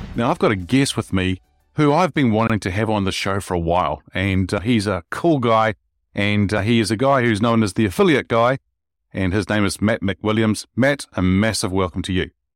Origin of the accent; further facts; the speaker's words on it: Wellington, New Zealand; the city that I grew up here in New Zealand, in Wellington